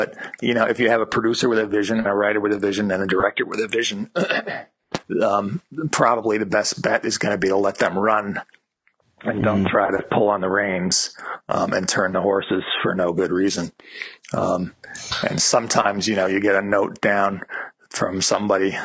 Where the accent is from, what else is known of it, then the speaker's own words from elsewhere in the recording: New York, United States; grew up in New York, and my father was an advertising executive